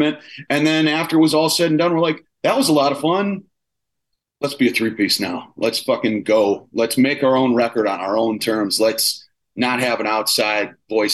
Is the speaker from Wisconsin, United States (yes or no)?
yes; Milwaukee, Wisconsin, United States; now in Los Angeles, United States; I grew up in Milwaukee, like in Wisconsin and then Milwaukee.